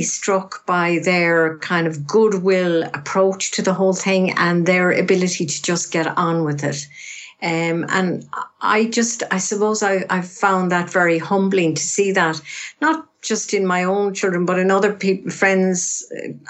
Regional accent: Ireland; accent: Irish; I'm Irish. You can probably tell that from my accent. So I live on the west coast of Ireland

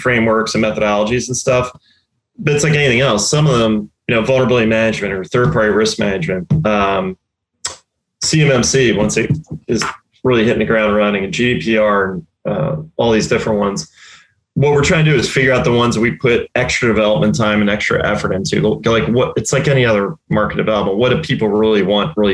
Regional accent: Delaware County, outside Philadelphia, Pennsylvania, United States; moved away as an adult; now in Tampa, United States; I grew up in Delaware County and outside Philly.

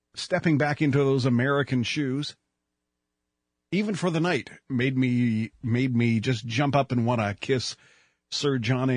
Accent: Canada; I'm just so happy to be a Canadian

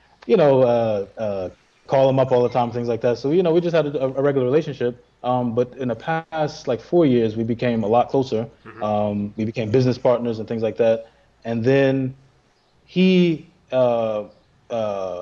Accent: New York City, New York, United States; being in Brooklyn and growing up with the … and …. Even though we're from Brooklyn

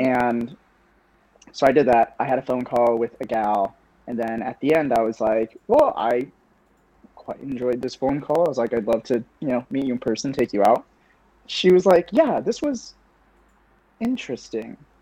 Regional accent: Kansas City, Missouri, United States; also born or lived in Southern California / Illinois; I'm from uh, Kansas City, Missouri. I used to lie about it. I used to tell people I was from Southern California because sure. I was born in SoCal

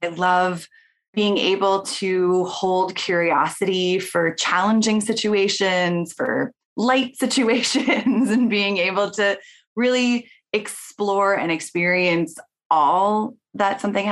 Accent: Portland, Oregon, United States; I grew up in Portland, Oregon

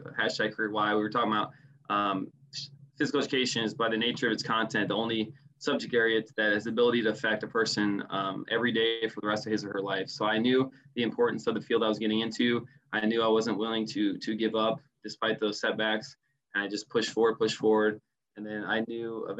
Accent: Bloomington, Illinois, United States; I'm actually from Bloomington Normal. So right where Illinois State is.

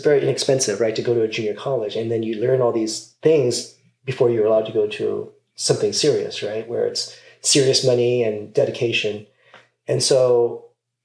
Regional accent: Las Vegas, Nevada, United States; moved away as an adult; also born or lived in Pasadena, California; I grew up actually in Las Vegas. So not California.

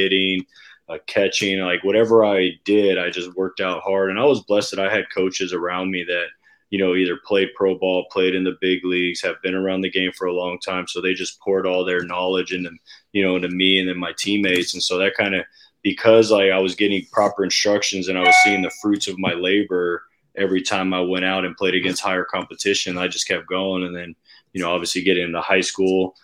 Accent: Southern California, United States; moved away; I grew up in Southern California

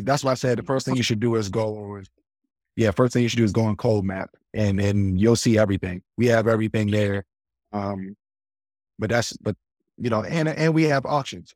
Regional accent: Baltimore, Maryland, United States; we grew up in Baltimore

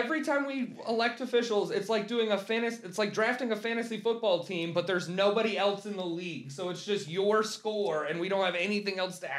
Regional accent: Florida, United States; moved away; I'm from Florida originally

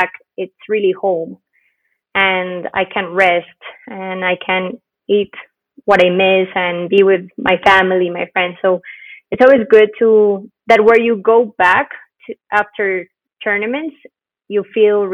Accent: Bogota, Colombia; moved away as an adult; also born or lived in Cali, Colombia / Hartford, Connecticut, United States / Cape Town, South Africa; I was born in Bogota

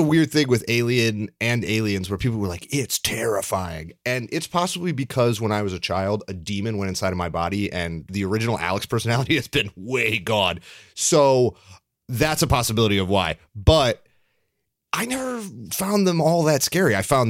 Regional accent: Canada; I'm Canadian.

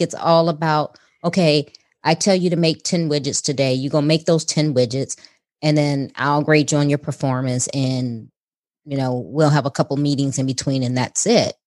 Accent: Chicago, Illinois, United States; now in Houston, United States; we were both from Chicago, and I said the same thing when I moved to Houston

